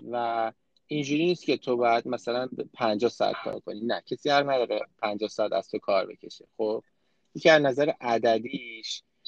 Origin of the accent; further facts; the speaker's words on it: Iran; moved away as an adult; also born or lived in France; now in Canada; فرهنگی که تو ایران باش بزرگ شدیم